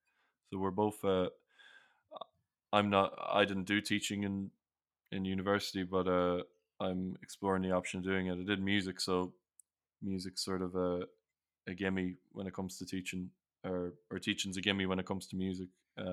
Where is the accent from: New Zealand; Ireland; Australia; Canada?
Ireland; accent: Irish; Like my accent's not, I don't really have a strong Irish accent. It's very, very neutral.